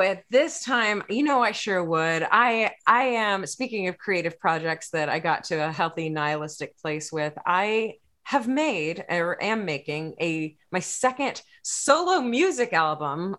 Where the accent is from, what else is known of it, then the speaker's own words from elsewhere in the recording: Texas, United States; I'm from Texas